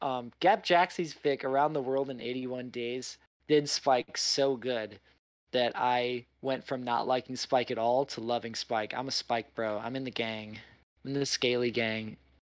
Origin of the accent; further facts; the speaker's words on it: Midwest, United States; now in New York, United States; I grew up in the Midwest where Spam, canned mystery meat, is like, it costs like 2 nickels and a carton of cigarettes. It's very cheap. I moved to New York